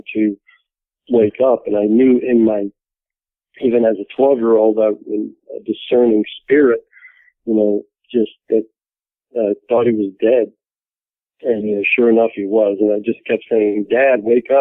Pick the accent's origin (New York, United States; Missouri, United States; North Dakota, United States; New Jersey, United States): New York, United States; New York City; we grew up in New York City